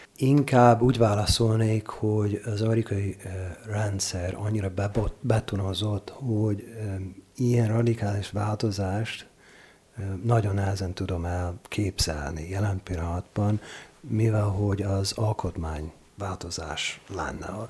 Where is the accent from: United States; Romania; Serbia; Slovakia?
United States; Oregon; Hungarian is a second language; moved away as an adult; now in Hungary; én olyan államban nőttem föl, ahol, ahol népszavazás van rendszeresen